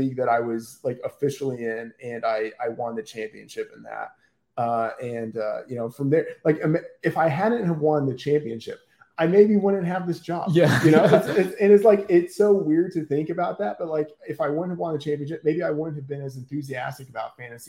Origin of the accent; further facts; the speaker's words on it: Texas, United States; I grew up in Texas and, you know, Cowboys fan